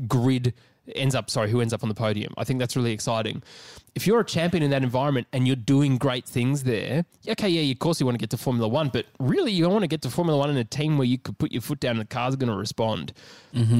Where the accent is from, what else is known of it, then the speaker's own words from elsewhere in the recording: Australia; We are three Australian blokes based out of Melbourne.